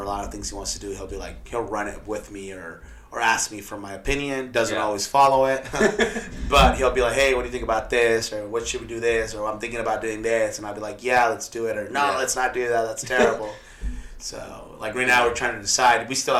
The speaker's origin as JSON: {"language": "English", "town": "Wichita", "region": "Kansas", "country": "United States", "tie": "born or raised there", "also_born_or_lived": "Mexico", "moved": "as an adult", "lives_now": "San Antonio, United States", "said": "Yeah, I grew up in Kansas. Oh, wow. Well, Kansas, Wichita. And we sold the business there, and we moved to San Antonio."}